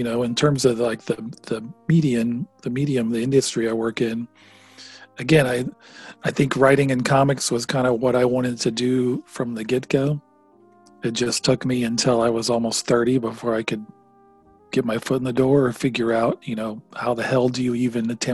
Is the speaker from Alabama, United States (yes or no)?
yes; Jasper, Alabama, United States; I grew up in Jasper, in a small town